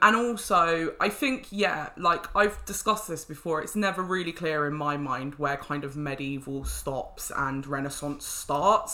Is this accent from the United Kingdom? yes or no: yes; London, United Kingdom; I'm a Londoner